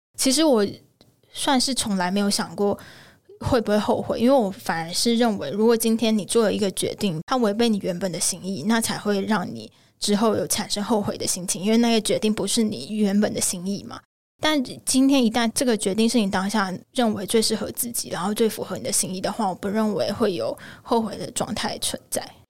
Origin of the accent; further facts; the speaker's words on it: Tainan, Taiwan; 我的爸妈那边的家庭是非常传统的家庭。因为我是台南人，其实台南人在很多想法上面，以台湾来说保留很多台湾传统价值观和文化的地方。我阿公阿嬷他们其实是非常非常非常传统的台湾家庭